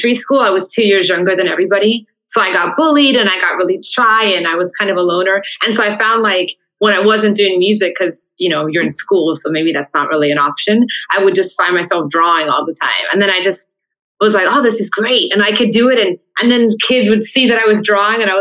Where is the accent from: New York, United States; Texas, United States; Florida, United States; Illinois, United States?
Florida, United States; Miami; my dad came from Havana, Cuba. My mom from Santiago. And then they met in Miami, and I was born in Miami